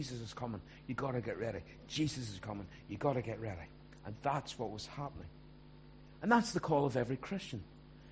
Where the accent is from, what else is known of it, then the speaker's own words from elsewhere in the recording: Ballymena, Northern Ireland, United Kingdom; also born or lived in Belfast; I grew up in Ballymena